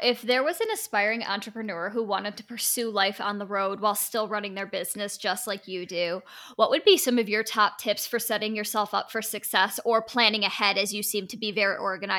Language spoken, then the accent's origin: English; Michigan, United States; We're Michigan. We're not as cold as you, but we are your neighbors.